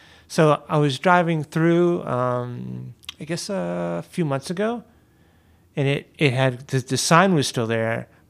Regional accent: Fair Lawn, New Jersey, United States; moved away as an adult; also born or lived in Virginia / Elmwood Park, New Jersey; I grew up in Fairlawn

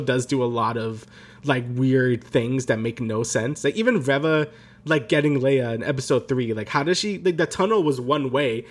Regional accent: New York, United States; we're both from New York

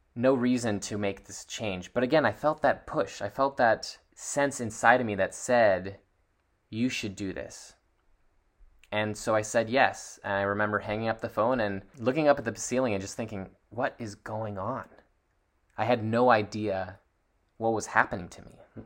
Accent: Seattle, Washington, United States; I was born in Seattle, Washington

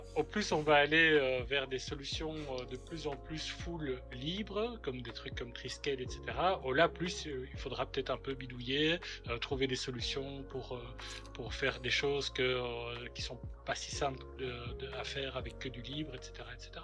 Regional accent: Belgium; en tant que belge

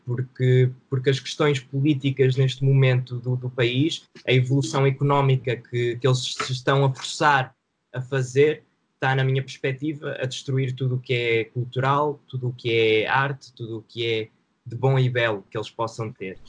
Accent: Santa Maria da Feira, Aveiro District, Portugal; also born or lived in Porto; now in Esmoriz, Portugal; vivo em Esmoriz neste momento, mas nasci em Santa Maria da Feira

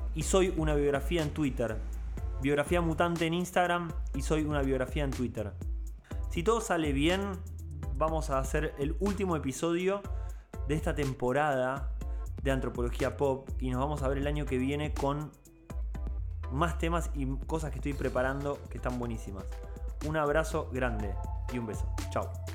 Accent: Buenos Aires, Argentina; como poblador porteño, como poblador porteño de los 100 barrios porteños

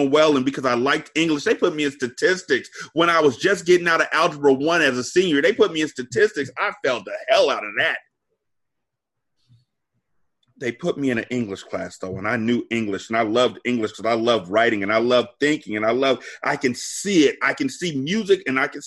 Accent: California, United States; moved away as an adult; I'm from Cali

